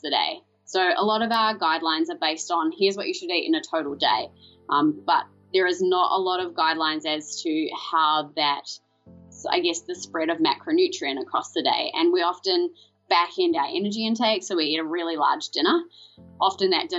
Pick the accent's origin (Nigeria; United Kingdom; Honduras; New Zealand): New Zealand; moved away as an adult; now in Melbourne, Australia; I'm originally from New Zealand